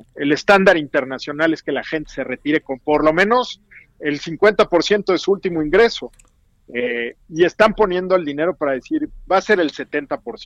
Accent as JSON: {"language": "Spanish", "country": "Mexico"}